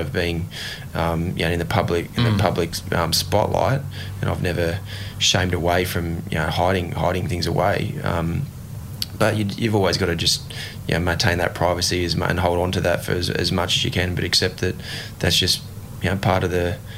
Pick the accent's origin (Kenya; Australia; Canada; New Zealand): Australia; Ipswich, Queensland; thought would be possible from a young kid growing up in Ipswich.